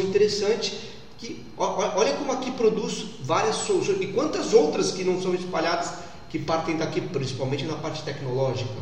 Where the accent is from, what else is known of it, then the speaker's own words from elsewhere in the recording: São Paulo, Brazil; moved away as an adult; now in Santa Catarina, Brazil; Eu sou de São Paulo, sou advogado desde 2003 e estou aqui em Santa Catarina há quatro anos